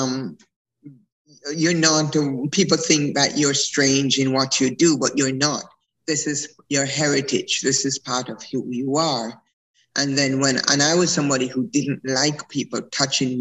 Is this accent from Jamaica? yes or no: yes; Jamaica; I was born in Jamaica. I'm a Maroon